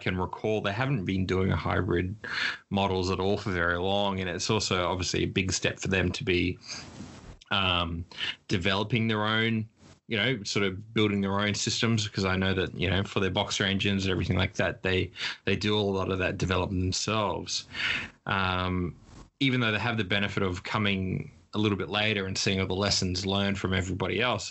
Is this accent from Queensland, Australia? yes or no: yes; Queensland, Australia; me being a Queenslander